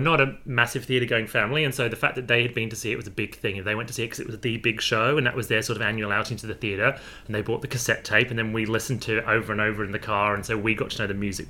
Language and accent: English; Bedfordshire, East of England, United Kingdom; also born or lived in North London; now in Australia; I was born in North London. Then when I was seven, we moved to the country, so to like Bedfordshire, which is about an hour out of London.